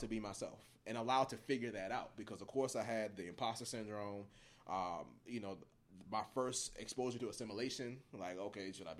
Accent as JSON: {"language": "English", "town": "Baltimore", "region": "Maryland", "country": "United States", "tie": "born or raised there", "said": "what used to be Francis Scott Key Hospital, Hopkins Baby now, where I was born. So this dynamic of my city, my hometown, the place that I love"}